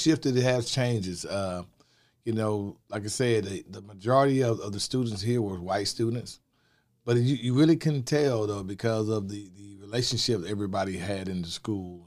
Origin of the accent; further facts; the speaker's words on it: Athens, Georgia, United States; I was born and raised here in Athens, Georgia